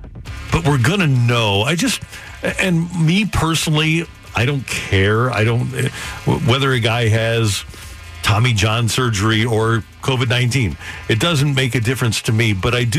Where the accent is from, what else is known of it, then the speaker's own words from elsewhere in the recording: St. Louis, Missouri, United States; We're from the Lou.